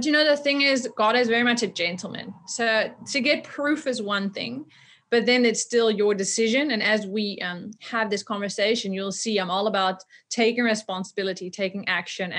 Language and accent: English; Netherlands; moved away as an adult; also born or lived in South Africa; I'm from the Netherlands.